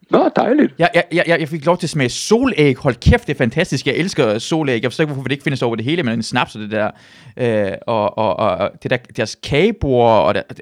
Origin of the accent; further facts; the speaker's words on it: Southern Denmark, Denmark; jeg kommer jo fra Sønderjylland